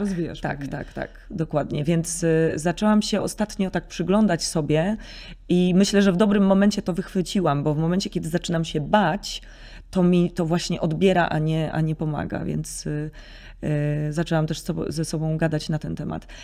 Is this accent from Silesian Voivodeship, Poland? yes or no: no; Nidzica, Warmian-Masurian Voivodeship, Poland; moved away; also born or lived in Nowe Miasto Lubawskie; W Niedzicy się wychowałam i do Niedzicy moi rodzice się przeprowadzili, jak miałam zaledwie chyba ze trzy miesiące